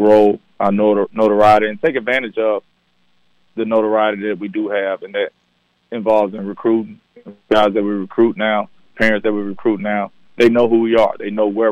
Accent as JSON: {"language": "English", "town": "Jackson", "region": "Mississippi", "country": "United States", "tie": "born or raised there", "said": "Born and raised in Jackson"}